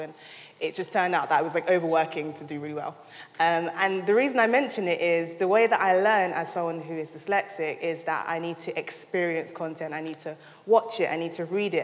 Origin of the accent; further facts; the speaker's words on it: London, United Kingdom; moved away as an adult; now in Sheffield, United Kingdom; I'm originally from London